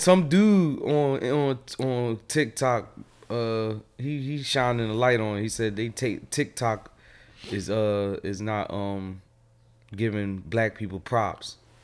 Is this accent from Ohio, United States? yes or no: no; Philadelphia, Pennsylvania, United States; I'm from Phil